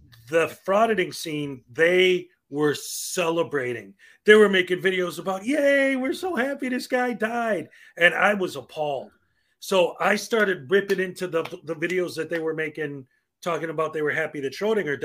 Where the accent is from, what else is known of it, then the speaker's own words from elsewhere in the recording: Chicago, Illinois, United States; I'm from Chicago